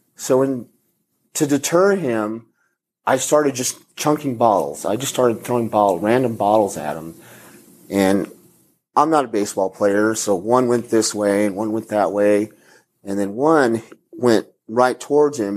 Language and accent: English; El Paso, Texas, United States; I'm from El Paso and I know Spanish